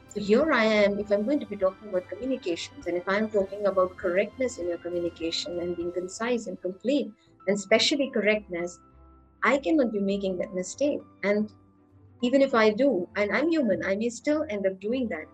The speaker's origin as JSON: {"language": "English", "town": "Lucknow", "region": "Uttar Pradesh", "country": "India", "tie": "born or raised there", "said": "I was born and raised in Lucknow. That's a small town in Uttar Pradesh."}